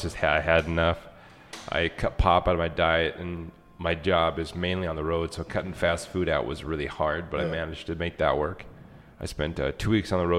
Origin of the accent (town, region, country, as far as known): Worden, Montana, United States; born or raised there; also born or lived in Billings, Montana / North Dakota